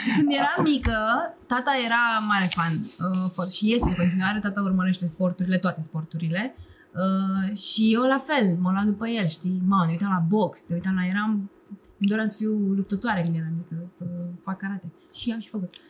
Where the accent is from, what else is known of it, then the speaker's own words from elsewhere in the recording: Romania; Eu cred că sunt mai român decât foarte mulți români